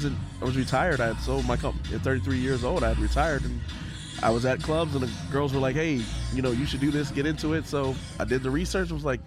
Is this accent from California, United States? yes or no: no; Tampa, Florida, United States; also born or lived in Orlando; I grew up in Tampa, moved back to Orlando to go to college.